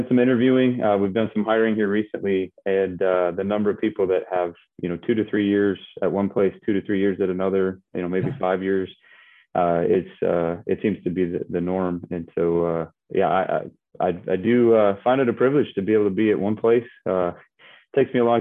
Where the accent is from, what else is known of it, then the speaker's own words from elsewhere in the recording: Michigan, United States; I grew up in Michigan